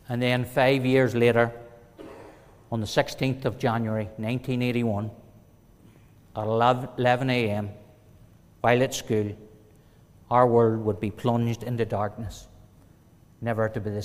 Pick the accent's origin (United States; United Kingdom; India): United Kingdom; Warrenpoint, Northern Ireland; Growing up in Warren Point was normal, as any other family. We had two loving parents. We went to school. We went to church, Sunday school, and played with our friends.